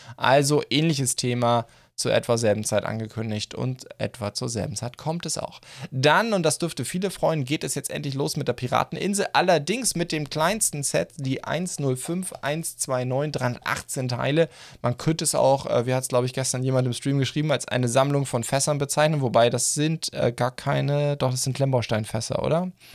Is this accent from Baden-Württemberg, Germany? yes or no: yes; Black Forest, Baden-Württemberg, Germany; bei uns im Schwarzwald